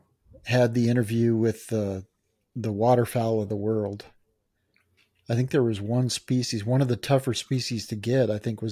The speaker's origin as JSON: {"language": "English", "region": "Colorado", "country": "United States", "said": "I'll be okay. I'm from Colorado. I'll be all right."}